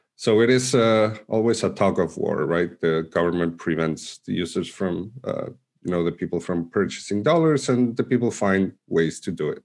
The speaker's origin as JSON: {"language": "English", "country": "Argentina", "tie": "born or raised there", "also_born_or_lived": "Mexico City, Mexico", "moved": "yes", "said": "I was born in Argentina, but I uh, used to live in Mexico City, and I came back to Argentina around 2011"}